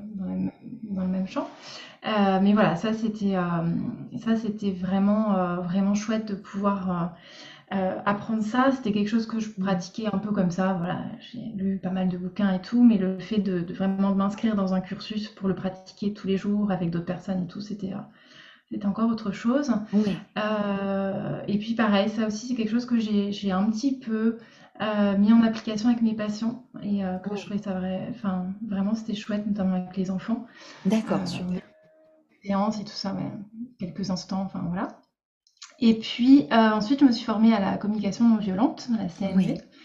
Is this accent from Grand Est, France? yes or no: yes; Lorraine, Grand Est, France; moved away as an adult; now in Bordeaux, France; je suis Lorraine à la base